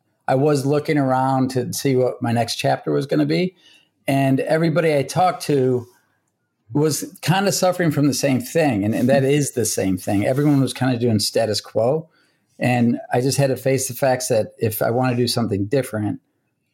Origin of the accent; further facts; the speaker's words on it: Chicago, Illinois, United States; now in New York, United States; I'm from Chicago originally, so we're going to go back there see family.